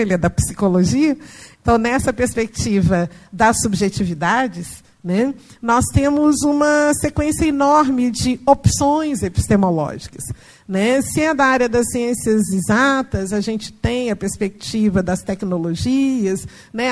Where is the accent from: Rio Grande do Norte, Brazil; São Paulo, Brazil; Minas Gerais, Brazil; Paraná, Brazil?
Minas Gerais, Brazil; eu sou mineira, mineira da roça, do interior, entendeu? E de uma família tradicionalmente católica, de práticas assim, tradicionais de folia de reis, de congado e tal. Então, cresci e fui criada nesse ambiente